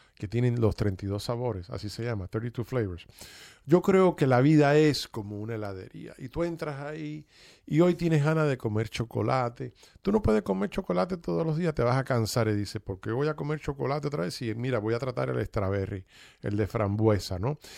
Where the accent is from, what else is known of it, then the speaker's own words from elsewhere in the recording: Cuba; now in United States; yo soy cubano-americano y vine a este país y me desarrollé